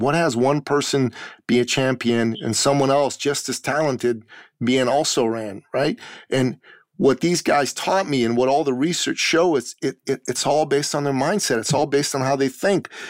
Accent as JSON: {"language": "English", "country": "Iran", "tie": "born or raised there", "moved": "yes", "lives_now": "Canada", "said": "I'm originally from Iran, the Middle East."}